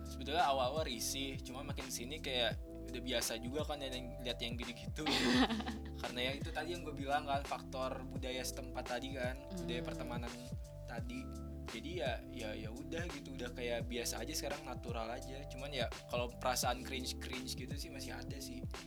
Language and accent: Indonesian; Bogor, West Java, Indonesia; moved away as an adult; now in Bandung, Indonesia; gue kan dari Bogor kan Jabodetabek